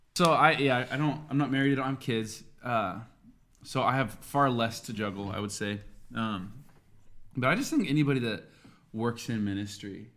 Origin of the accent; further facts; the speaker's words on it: Tulsa, Oklahoma, United States; I'm from Tulsa, Oklahoma as well